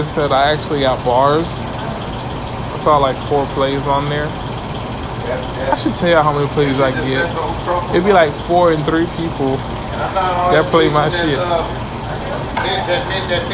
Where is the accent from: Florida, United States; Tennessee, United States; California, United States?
Florida, United States; Miami; when I was young as a kid down in Miami